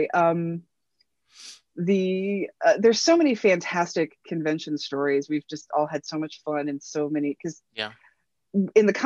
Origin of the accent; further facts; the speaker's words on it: Midwest, United States; I'm sorry if I made you uncomfortable, but I'm from the Midwest. And when I'm in a bar, I don't know any strangers.